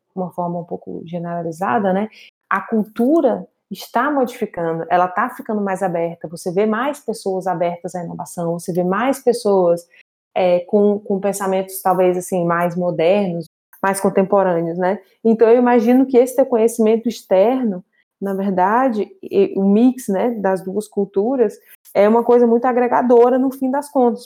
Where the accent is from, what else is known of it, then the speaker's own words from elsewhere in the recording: Brazil; now in Portugal; enquanto brasileiros